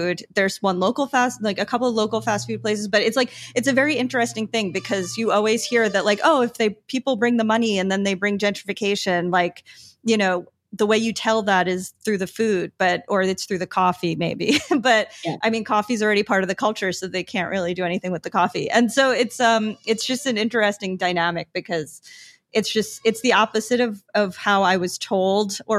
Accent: New York, United States; now in San Juan, Puerto Rico; I'm from New York

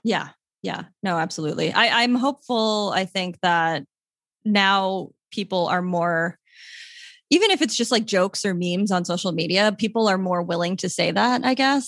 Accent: Long Island, New York, United States; moved away as an adult; now in San Juan, Puerto Rico; I'm from Long Island, but I spent a lot of time in New York City.

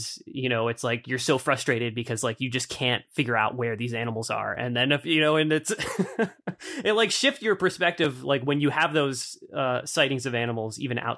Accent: East Coast, United States; And, you know, growing up on the East Coast, I mean, I think like that certainly that same stereotype isn't applied to like biologists, right?

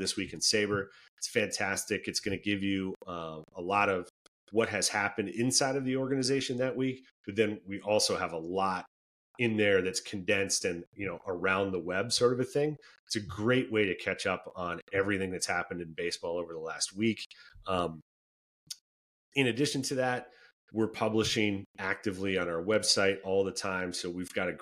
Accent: Minnesota, United States; moved away; born and raised in Minnesota

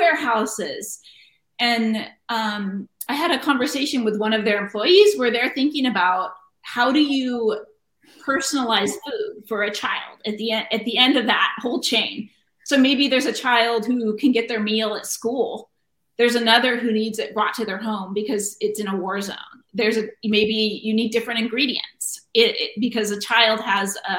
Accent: Cambria, California, United States; now in Sunnyvale, United States; Cambria, California

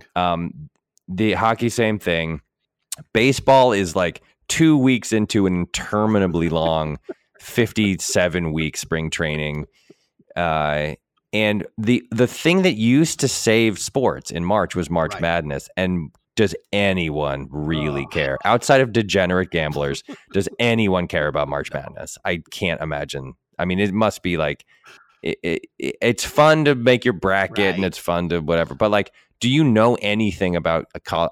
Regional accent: New England, United States; growing up in New England

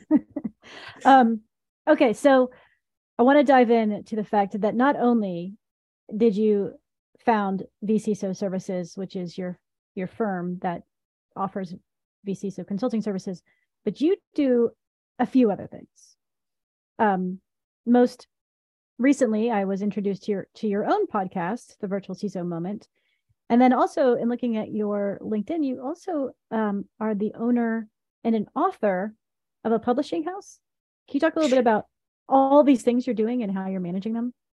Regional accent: Tennessee, United States; I was raised in Tennessee

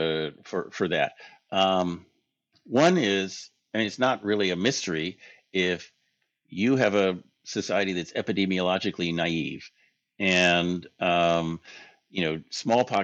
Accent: United States; We're American tourists

